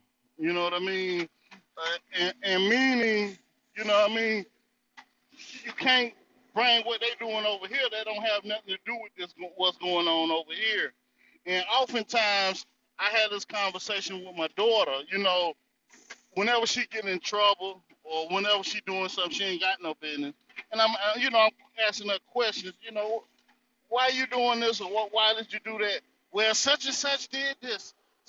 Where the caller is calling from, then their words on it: North Carolina, United States; I'm coming from the North Carolina territory.